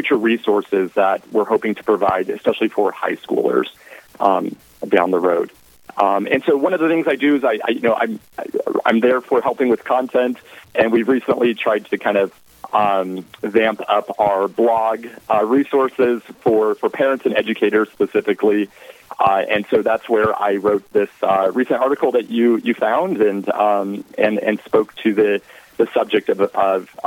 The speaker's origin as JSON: {"language": "English", "region": "Southwest Colorado", "country": "United States", "tie": "born or raised there", "also_born_or_lived": "Florida", "moved": "as an adult", "lives_now": "Texas, United States", "said": "So I'm originally from Southwest Colorado."}